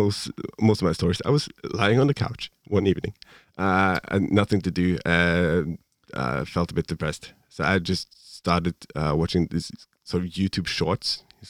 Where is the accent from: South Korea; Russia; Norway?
Norway; from Norway.